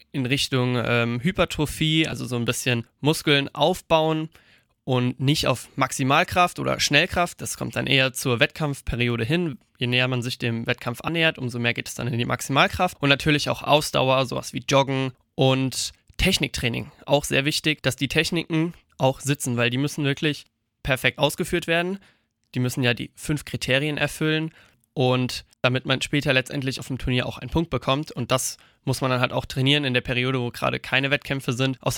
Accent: Eppertshausen, Hesse, Germany; Das war dann erstmal bei uns in Eppertshausen. Und da habe ich dann angefangen, gesagt, mit dreieinhalb bis vier Jahren bin ich da das erste Mal dazugekommen

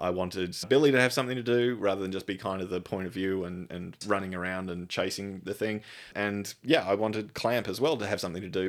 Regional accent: Australia; I am an Australian.

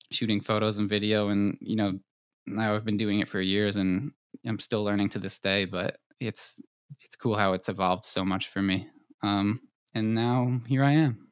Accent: Long Island, New York, United States; I was born and raised on Long Island

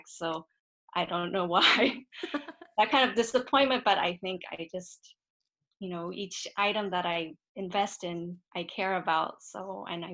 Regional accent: San Francisco, California, United States; I was actually born and raised in San Francisco.

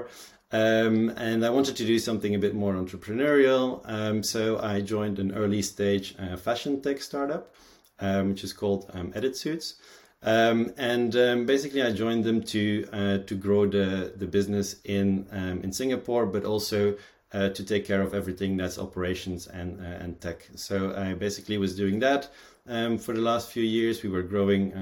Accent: Belgium; born and raised in Belgium

